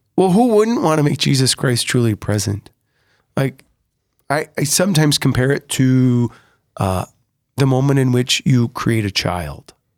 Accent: Sioux Falls, South Dakota, United States; also born or lived in Rome, Italy; I was born in Sioux Falls, yeah. but we didn't quite live in Sioux Falls when I was born. Um, grew up right here in this neighborhood of the cathedral

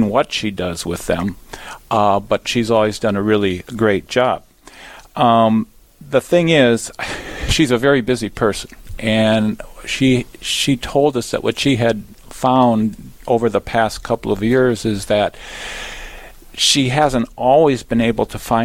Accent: New Ulm, Minnesota, United States; moved away; I'm originally from New Ulm, Minnesota, and I graduated from Cathedral High School

